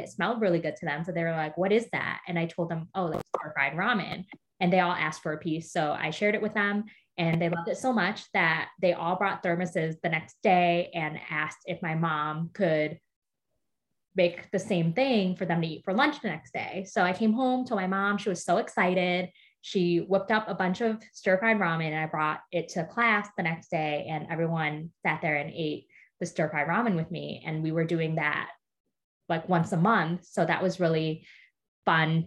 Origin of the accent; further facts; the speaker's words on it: Michigan, United States; So I grew up in Michigan.